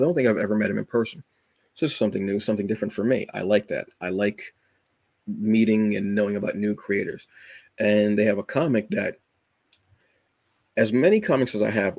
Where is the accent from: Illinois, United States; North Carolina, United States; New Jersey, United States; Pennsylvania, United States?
New Jersey, United States; Red Bank; I was actually born in Red Bank